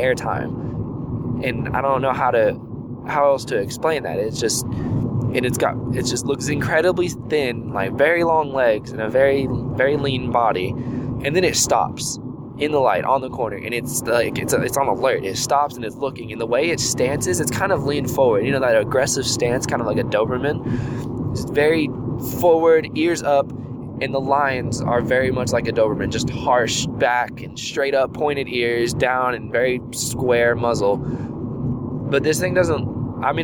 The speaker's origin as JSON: {"language": "English", "town": "Houston", "region": "Texas", "country": "United States", "tie": "born or raised there", "said": "I grew up in Houston"}